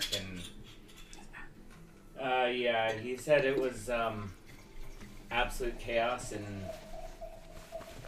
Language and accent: English; Northern Alberta, Canada; I'm from Northern Alberta